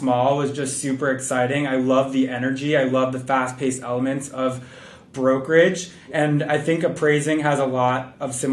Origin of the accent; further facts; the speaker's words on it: outside New York, United States; I grew up outside New York.